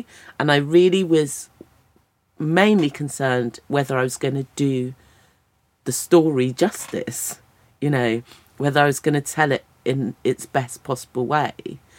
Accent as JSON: {"language": "English", "country": "United Kingdom", "said": "yes, I'm a British person, but I also bring all of this to it."}